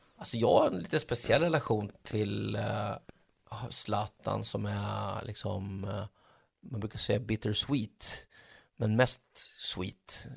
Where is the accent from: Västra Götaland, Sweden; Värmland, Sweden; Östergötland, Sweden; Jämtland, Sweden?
Östergötland, Sweden; Mjölby; moved away; also born or lived in Stockholm; där jag växte upp i min lilla klubb, jag älskar fortfarande Mjölby AI